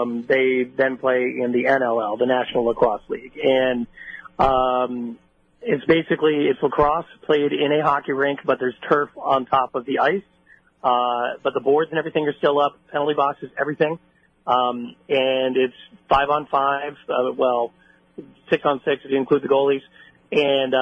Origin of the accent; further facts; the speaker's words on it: New York, United States; I'm a New Yorker